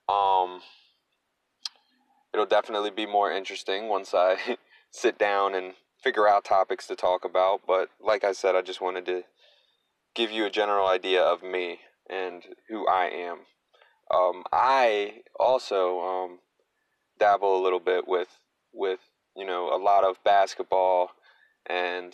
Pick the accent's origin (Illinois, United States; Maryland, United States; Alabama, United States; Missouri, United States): Maryland, United States; Frederick; I grew up an athlete in the Frederick, Maryland area